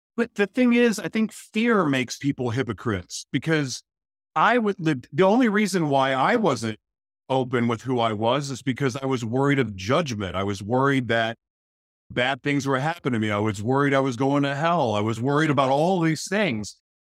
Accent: Oklahoma, United States; moved away; also born or lived in Los Angeles, California; I was born in Oklahoma

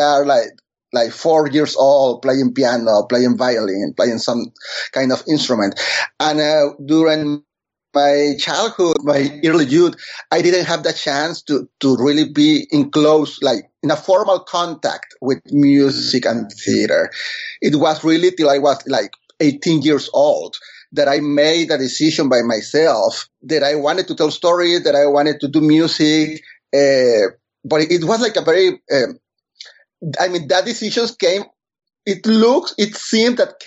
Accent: Monterrey, Nuevo León, Mexico; first language Spanish; English is a second language; moved away as an adult; now in New York City, United States; I am from Monterrey, Mexico, born and raised

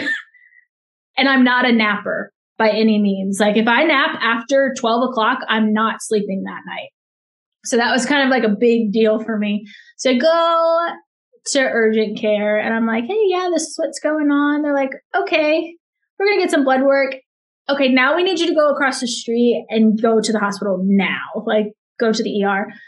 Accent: Virginia, United States; moved away as an adult; now in North Carolina, United States; I'm originally from Virginia

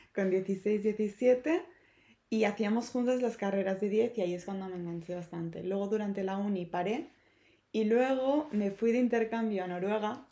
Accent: Barcelona, Catalonia, Spain; moved away as an adult; now in Madrid, Spain; soy de Barcelona, me acabo de mudar hace eh, nada a, Madrid.

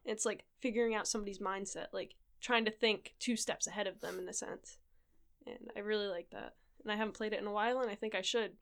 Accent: Rhode Island, United States; moved away as an adult; now in Japan; back home, I'm from Rhode Island

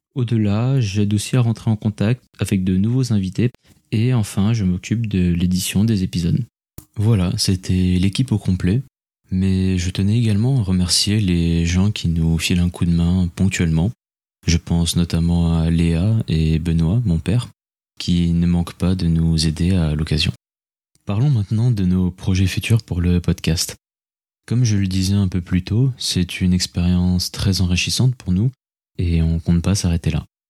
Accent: Senegal; moved away as an adult; also born or lived in Toulouse; Je suis né et j'ai grandi au Sénégal

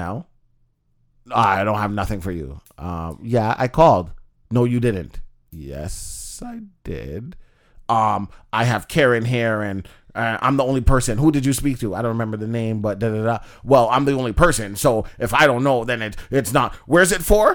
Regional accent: Canada; I'm from Canada.

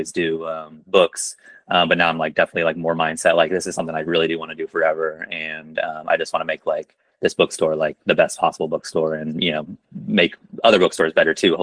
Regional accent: Topeka, Kansas, United States; also born or lived in Chicago, United States / Brooklyn, United States; now in Lawrence, United States; I grew up in Topeka

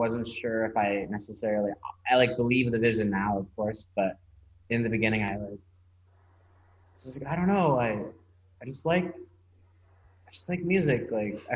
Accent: Washington, District of Columbia, United States; I'm from Washington, D.C.

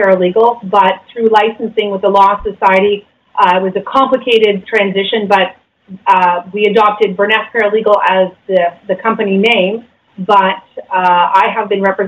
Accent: London, Ontario, Canada; now in Grimsby, Canada; I'm from London.

